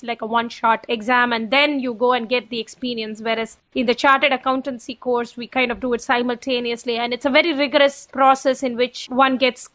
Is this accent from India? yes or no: yes; Chennai, Tamil Nadu, India; moved away as an adult; also born or lived in Boston / Los Angeles; now in Albany, United States; I was born and raised in Chennai, which is in the state of Tamil Nadu in South India.